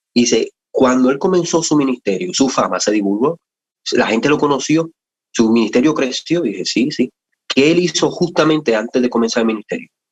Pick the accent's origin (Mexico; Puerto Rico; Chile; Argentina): Puerto Rico; somos de Puerto Rico y pues desde, desde niño, ¿verdad? Mi, mi, mi mamá especialmente nos crió en el Evangelio